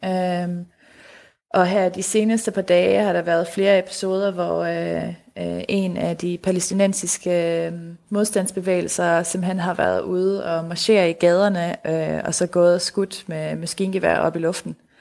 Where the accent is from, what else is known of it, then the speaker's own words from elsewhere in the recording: Denmark; hjemme i Danmark